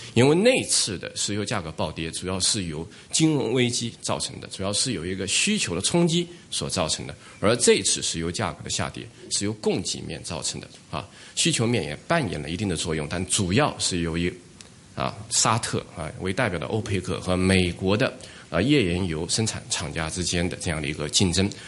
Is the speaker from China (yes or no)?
yes; China; 我作为一个中国人